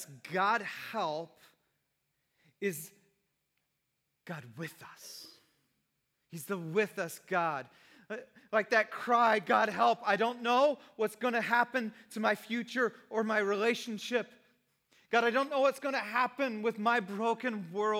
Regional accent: Santa Cruz, California, United States; Both my wife and I are beach kids. We grew up in Santa Cruz.

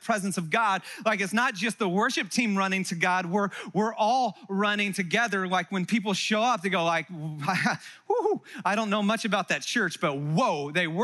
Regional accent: Santa Cruz, California, United States; also born or lived in Texas; I'm from Santa Cruz. It's in California

